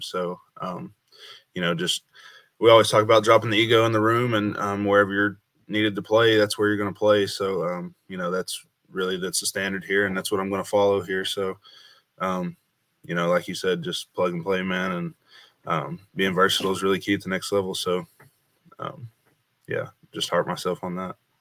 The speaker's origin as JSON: {"language": "English", "town": "Bluff City", "region": "Tennessee", "country": "United States", "tie": "born or raised there", "said": "my hometown, Bluff City, Upper Northeast Tennessee"}